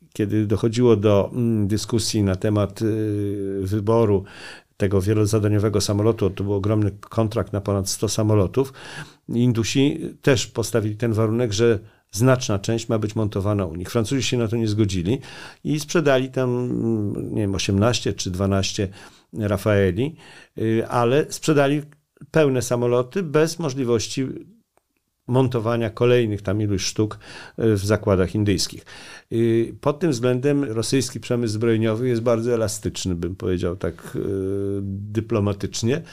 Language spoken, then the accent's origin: Polish; Poland; also born or lived in India; my jesteśmy z Polski